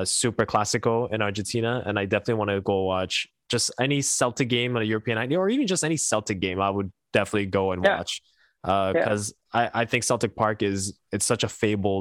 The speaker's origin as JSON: {"language": "English", "country": "Canada", "said": "I'm Canadian"}